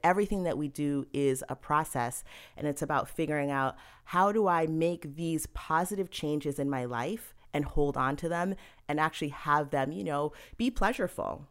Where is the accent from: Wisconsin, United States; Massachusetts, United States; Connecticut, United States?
Massachusetts, United States; Cambridge; now in New York, United States; I was born and I'd say partially raised in Massachusetts. I was born in Cambridge